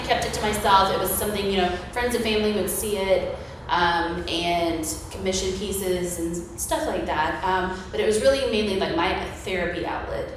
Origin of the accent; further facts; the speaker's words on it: Ocala, Florida, United States; I was born and raised in Ocala. I'm actually like fifth generation Ocala.